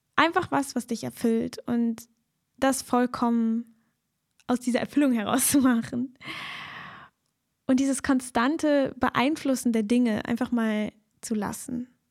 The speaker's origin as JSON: {"language": "German", "country": "Germany", "said": "als Deutsche oder Menschen, die in Deutschland aufgewachsen sind, hier in der deutschen Kultur"}